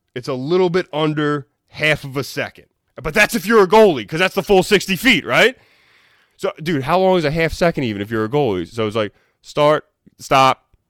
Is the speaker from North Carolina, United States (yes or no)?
no; Philadelphia, Pennsylvania, United States; I'm from Philly